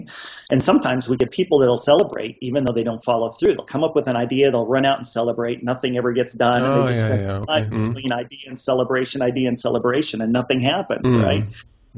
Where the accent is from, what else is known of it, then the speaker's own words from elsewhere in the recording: Montana, United States; I was born and raised on a farm in Montana with my sister Terry